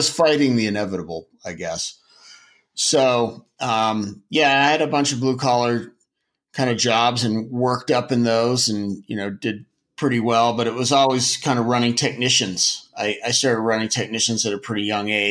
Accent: Portland, Maine, United States; I grew up in Portland, Maine, and I probably grew up a more blue-collar existence than Larry.

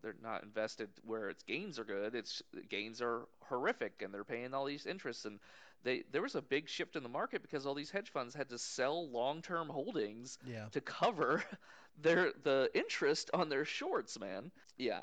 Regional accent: United States; as an American

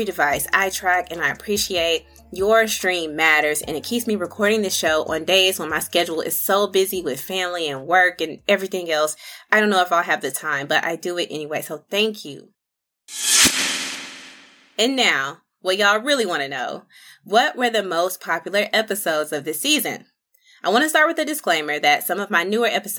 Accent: Little Rock, Arkansas, United States; now in Charlotte, United States; my actual home city, Little Rock, Arkansas

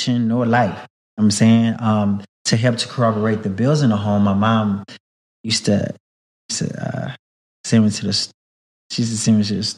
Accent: Houston, Texas, United States; I'm from Houston, from a very historic, community in Houston called Third Ward.

